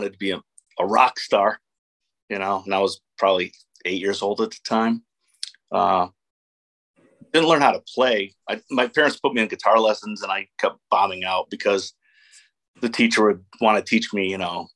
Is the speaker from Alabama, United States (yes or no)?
no; Eastlake, Ohio, United States; also born or lived in Willowick, Ohio; I am born and raised East Sider.